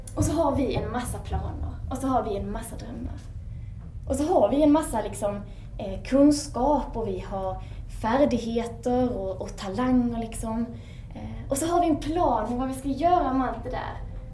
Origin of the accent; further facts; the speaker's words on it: Sweden; som ung svensk